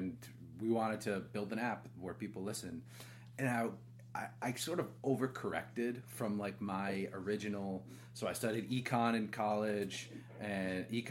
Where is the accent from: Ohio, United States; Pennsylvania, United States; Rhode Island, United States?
Rhode Island, United States; moved away as an adult; also born or lived in San Francisco; now in Austin, United States; I grew up in Rhode Island